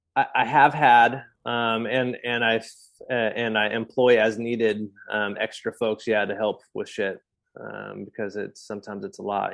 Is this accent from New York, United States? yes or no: no; California, United States; moved away as an adult; also born or lived in New England; now in Exeter, United States; I'm a Californian.